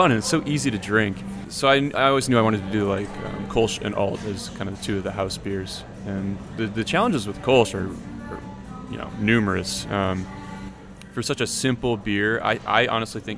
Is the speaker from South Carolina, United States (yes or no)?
no; Cleveland, Ohio, United States; I'm a lifelong Clevelander. I grew up in West Park